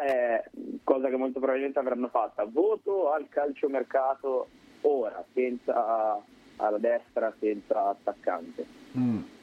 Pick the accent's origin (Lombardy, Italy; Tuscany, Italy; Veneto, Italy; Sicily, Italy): Lombardy, Italy; Corbetta; sono di corbetta